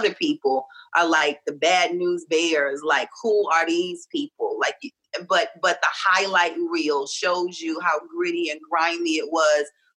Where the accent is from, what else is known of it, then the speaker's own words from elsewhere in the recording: Reidsville, North Carolina, United States; I'm from North Carolina. I'm from Reidsville, which is near Greensboro